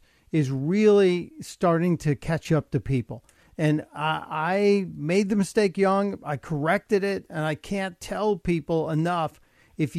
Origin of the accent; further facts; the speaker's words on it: Chicago, Illinois, United States; also born or lived in New York City; now in Delaware, United States; I grew up in Chicago and I lived in New York City.